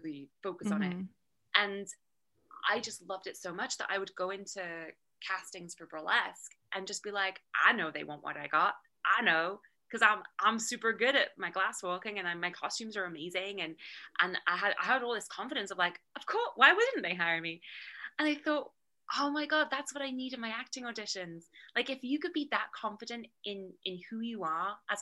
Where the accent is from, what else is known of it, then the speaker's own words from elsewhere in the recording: United Kingdom; moved away as an adult; now in Los Angeles, United States; I'm already British